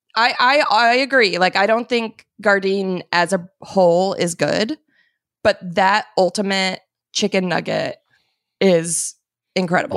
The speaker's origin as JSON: {"language": "English", "region": "Arizona", "country": "United States", "tie": "born or raised there", "said": "I grew up in Arizona"}